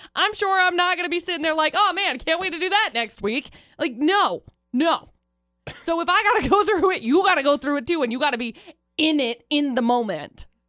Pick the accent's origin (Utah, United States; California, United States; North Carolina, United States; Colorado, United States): Utah, United States; Brigham City; also born or lived in Tremonton, Utah; I moved to Tremont and from Brigham City